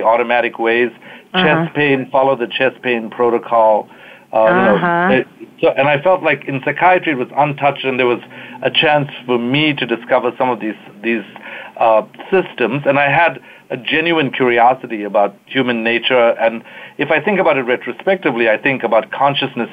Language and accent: English; Durban, KwaZulu-Natal, South Africa; moved away as an adult; also born or lived in Cape Town, South Africa; now in United States; I was born in South Africa, fourth generation South African, during apartheid